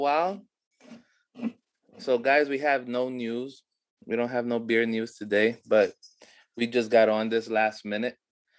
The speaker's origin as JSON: {"language": "English", "region": "New York", "country": "United States", "said": "we're from New York"}